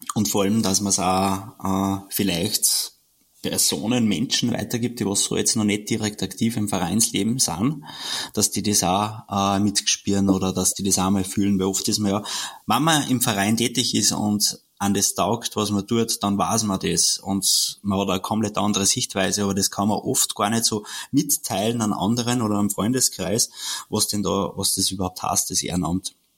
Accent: Austria; bei uns in Österreich

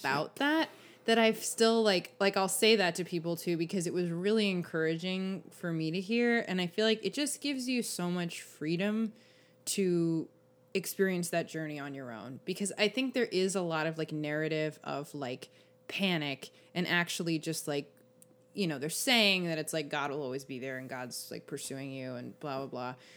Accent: Los Angeles, California, United States

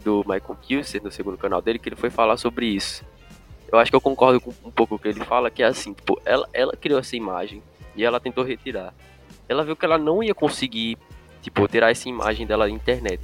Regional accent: Turkey; moved away; por ser da Turquia

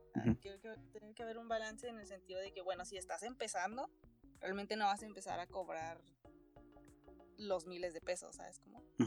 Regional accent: Ciudad Juárez, Chihuahua, Mexico; soy de Ciudad Juárez, Chihuahua.

